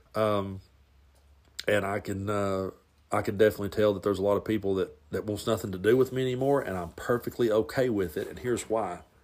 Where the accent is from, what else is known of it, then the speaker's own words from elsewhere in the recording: the South, United States; growing up in the South, being a Southern boy